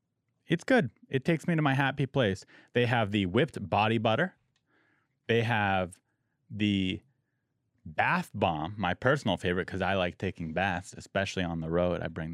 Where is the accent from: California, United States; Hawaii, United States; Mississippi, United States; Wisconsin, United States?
California, United States; San Diego; My hometown.